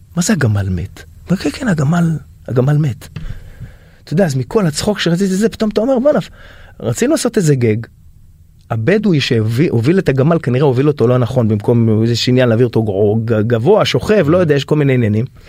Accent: Haifa, Haifa District, Israel; אני מחיפה

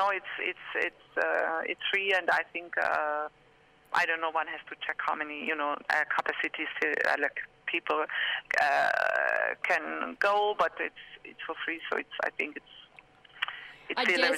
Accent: Hungary; moved away as an adult; also born or lived in France / Berlin, Germany / Brussels, Belgium; I'm from Hungary, but I left Hungary 26 years ago, mm. and then I lived in France for many years, and in Berlin, and then in Brussels

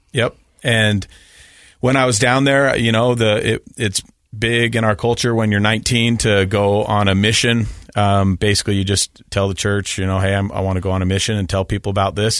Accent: Salt Lake City, Utah, United States; I grew up in Salt Lake City in a very normal Mormon household

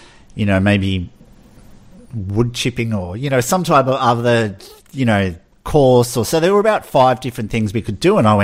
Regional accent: Melbourne, Victoria, Australia; I grew up in the Oakley, Chadston area of Melbourne, which is like the southeastern suburbs.

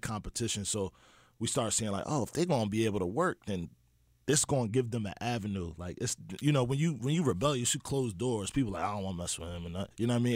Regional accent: Philadelphia, Pennsylvania, United States; I'm from West Philly.

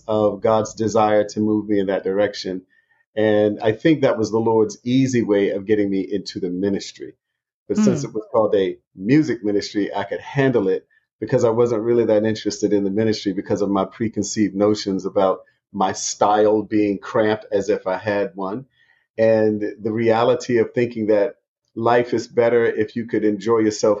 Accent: Hampton, Virginia, United States; moved away as an adult; also born or lived in North Carolina; now in Atlanta, United States; Grew up there all of my life

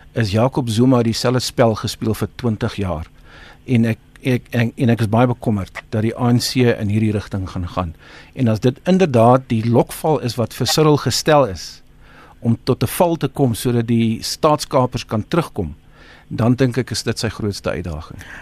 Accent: South Africa; ons as Suid-Afrikaners

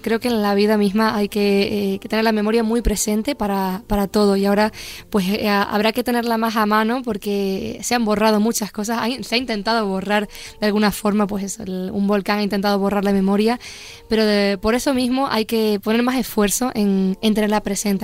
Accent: Los Llanos de Aridane, Canary Islands, Spain; moved away as an adult; now in Madrid, Spain; en la Plaza de los Llanos de Aridane, que es mi pueblo, la plaza donde yo crecí, donde pues eso, viví toda mi infancia

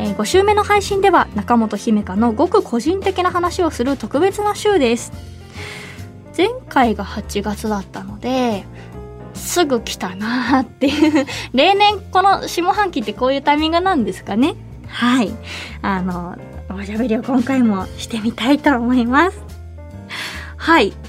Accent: Hiroshima, Japan; now in Tokyo, Japan; 生まれ育って馴染みが深い

